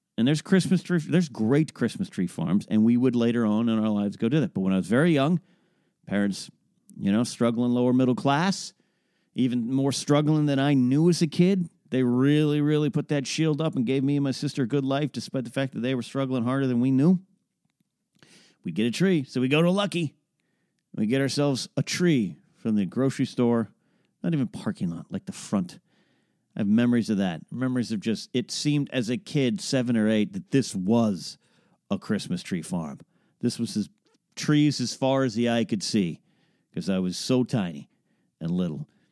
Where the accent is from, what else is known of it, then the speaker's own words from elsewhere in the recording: Arroyo Grande, California, United States; moved away; also born or lived in Orange County, California; my hometown of Arroyo Grande, California